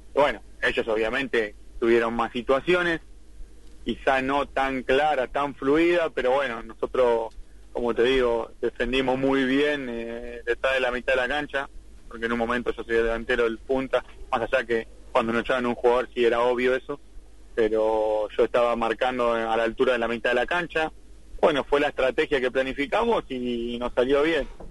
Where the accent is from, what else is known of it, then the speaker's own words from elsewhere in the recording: San Miguel, Buenos Aires Province, Argentina; como soy de San Miguel, de muy lejos de La Ferrere